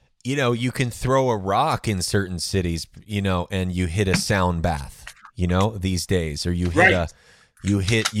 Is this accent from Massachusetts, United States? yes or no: no; New York City, New York, United States; moved away; I'm actually from Brooklyn originally